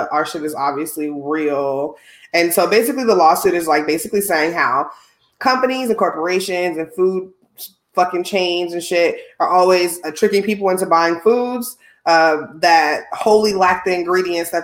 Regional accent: Midwest, United States; I'm from the Midwest

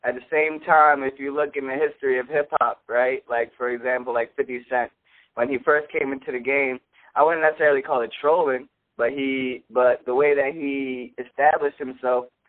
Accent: Philadelphia, Pennsylvania, United States; I'm from Philly

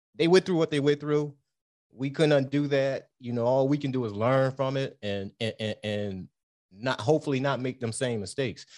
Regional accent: Detroit, Michigan, United States; We grew up in Detroit.

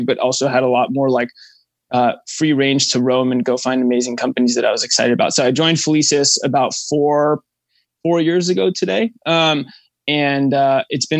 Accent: Los Angeles, California, United States; also born or lived in Austin, Texas; I'm from Los Angeles

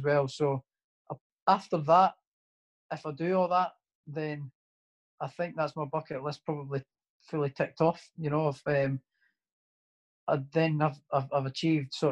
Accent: Prestonpans, Scotland, United Kingdom; also born or lived in Edinburgh; my hometown as well, as the Preston Pan

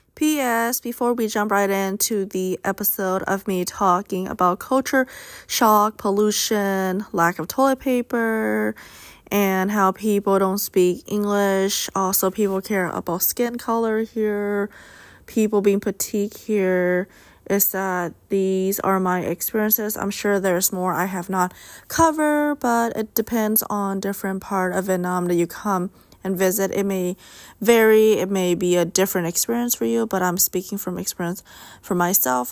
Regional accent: United States; Being Asian American, but a U S citizen

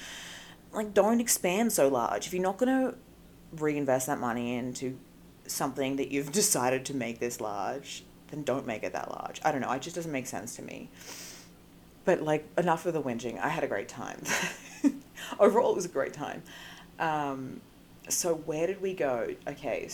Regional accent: Australia; accent: Australian; moved away as an adult; now in Los Angeles, United States; my Australian accent

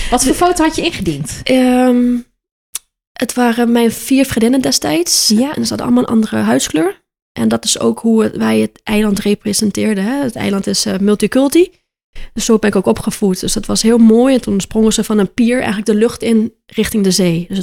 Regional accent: Aruba; moved away as an adult; now in Netherlands; ja, ik kom uit Aruba en ik ben nu 10 jaar in Nederland, woon ik nu.

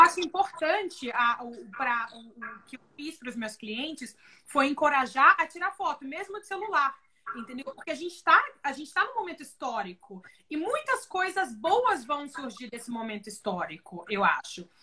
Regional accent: Brazil; moved away as an adult; also born or lived in Oklahoma, United States; now in Houston, United States; aqui eu não sou americana, eu sou brasileira

